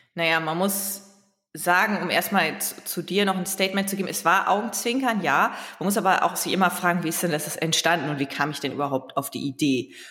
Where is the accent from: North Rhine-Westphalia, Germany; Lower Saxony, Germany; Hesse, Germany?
Lower Saxony, Germany; Leer; als Ostfriesin